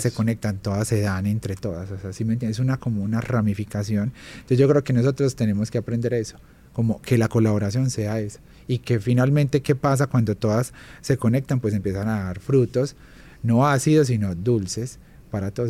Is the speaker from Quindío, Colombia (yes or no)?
yes; Armenia, Quindío, Colombia; moved away as an adult; yo soy de Armenia Quindío, soy del eje cafetero, entonces vengo como de una tierra súper pequeña, pero súper hogareña